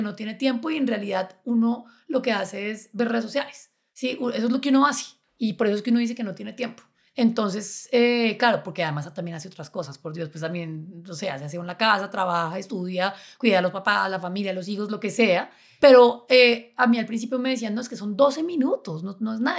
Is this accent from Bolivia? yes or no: no; Chía, Cundinamarca, Colombia; yo crecí en Chía y en Chía había muchos colibríes.